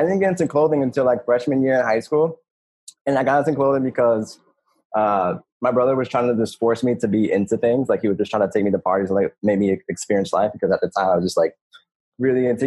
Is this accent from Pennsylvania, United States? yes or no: yes; Philadelphia, Pennsylvania, United States; I'm from North Philly, from like a small neighborhood called Pelonville. And I grew up there, born and raised